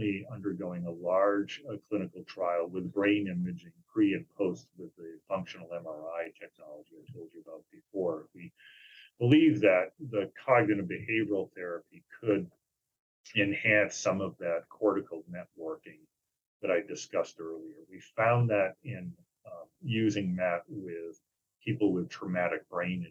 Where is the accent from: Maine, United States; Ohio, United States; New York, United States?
Maine, United States; moved away; also born or lived in New Hampshire / Indiana; I was in Maine for a while, my home state